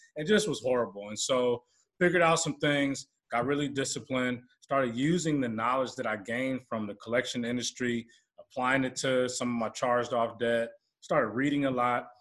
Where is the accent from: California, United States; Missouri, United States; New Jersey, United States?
California, United States; Oakland; born and raised in the Bay Area, Oakland, California area, San Francisco area